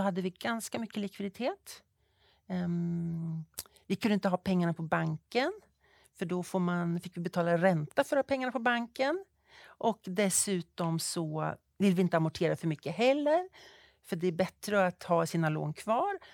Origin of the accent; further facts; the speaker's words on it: Fagersta, Västmanland, Sweden; moved away as an adult; also born or lived in Uppsala / Stockholm; Jag är född uppvuxen i Fagersta, bruksbygd.